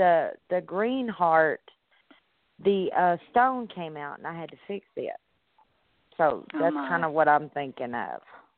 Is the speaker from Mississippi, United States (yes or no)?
no; Munford, Tennessee, United States; And I'm from Mumford, Tennessee.